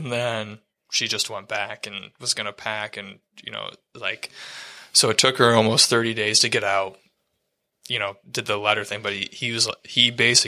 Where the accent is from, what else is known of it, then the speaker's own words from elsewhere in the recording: Ann Arbor, Michigan, United States; I'm from Ann Arbor